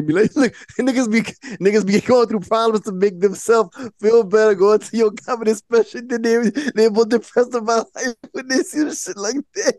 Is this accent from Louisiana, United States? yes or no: yes; Louisiana, United States; and we're from Louisiana